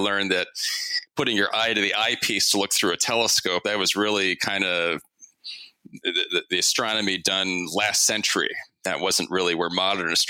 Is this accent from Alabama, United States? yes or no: no; Harrisburg, Pennsylvania, United States; also born or lived in Oklahoma; I actually didn't grow up in Western PA. I grew up in the Harrisburg area mostly